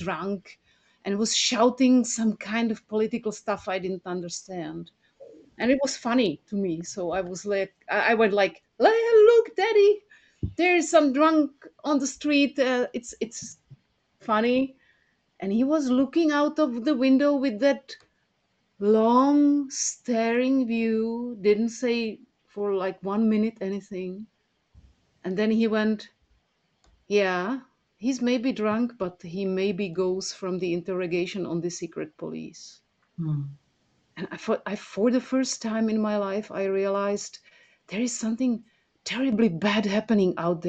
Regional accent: Prague, Czechia; I was born 1 year before the Soviets, before the invasion, before the Soviets came to our country on tanks and started slaughtering the people in Prague.

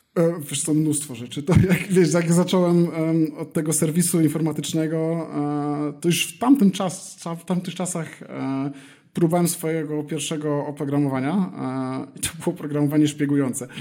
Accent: Elbląg, Warmian-Masurian Voivodeship, Poland; moved away as an adult; also born or lived in Warsaw, Poland / Kraków, Poland / Berlin, Germany / Gran Canaria, Spain; now in Madrid, Spain; Pochodzę z Elbląga, tam kończyłem liceum, Później przeniosłem się do Warszawy

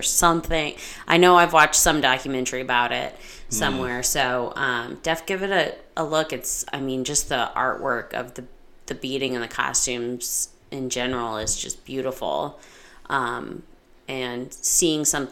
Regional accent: Midwest, United States; growing up in the Midwest

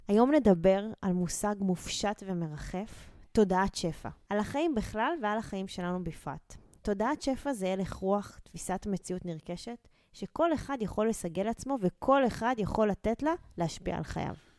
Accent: Israel; נולדנו וגדלנו בבתים שלא היה בהם מחסור

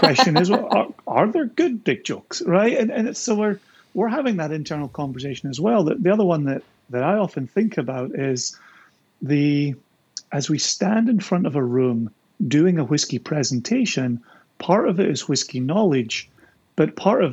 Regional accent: Scotland, United Kingdom; That's how we do it in Scotland

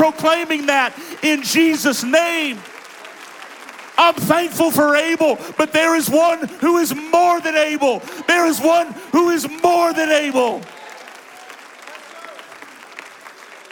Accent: Cincinnati, Ohio, United States; My home church growing up in Cincinnati

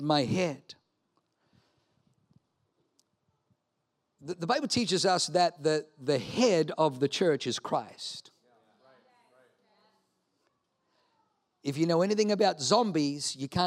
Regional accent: Australia; Leanne and I grew up in Australia

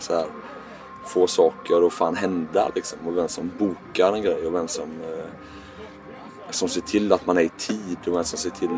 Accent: Gothenburg, Västra Götaland, Sweden; accent: göteborgska; Jag hör min göteborgska dialekt

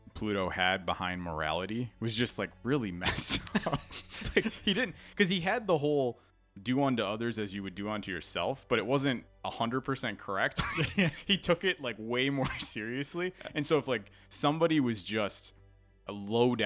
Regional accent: United States; as an American

